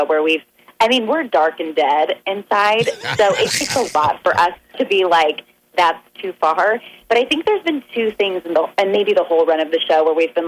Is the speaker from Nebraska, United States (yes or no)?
yes; Omaha, Nebraska, United States; now in Los Angeles, United States; I'm from Omaha